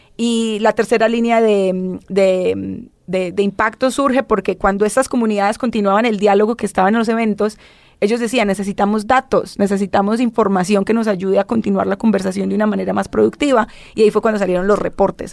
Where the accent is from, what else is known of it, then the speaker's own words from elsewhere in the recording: Colombia; yo vengo de Colombia, que es una de las regiones con mucha disparidad social